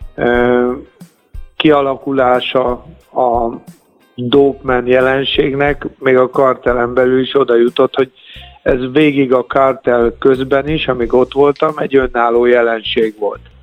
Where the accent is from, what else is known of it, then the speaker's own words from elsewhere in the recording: Budapest, Hungary; Hát a nyolcadik kerületben nőttem föl